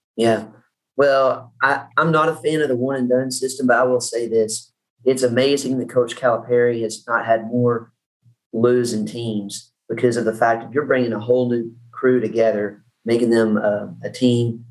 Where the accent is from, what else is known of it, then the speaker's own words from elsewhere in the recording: Paducah, Kentucky, United States; i grew up in Paducah